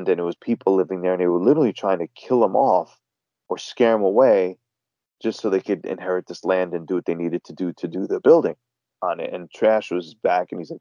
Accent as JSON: {"language": "English", "town": "New York City", "region": "New York", "country": "United States", "tie": "born or raised there", "said": "born and raised in Queens."}